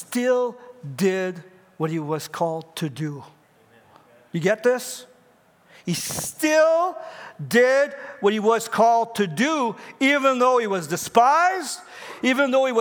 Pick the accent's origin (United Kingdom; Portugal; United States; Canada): Canada; as Canadian